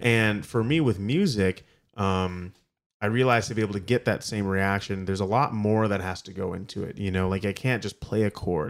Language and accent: English; Ann Arbor, Michigan, United States; also born or lived in Kalamazoo, Michigan; I'm from Ann Arbor, Michigan